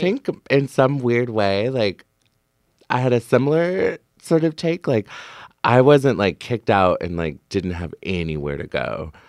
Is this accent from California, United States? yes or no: no; Beaverton, Oregon, United States; moved away as an adult; also born or lived in Portland, Oregon; now in San Francisco Bay Area, United States; I grew up in Beaverton, Oregon, actually. Um, so I'm from Portland originally.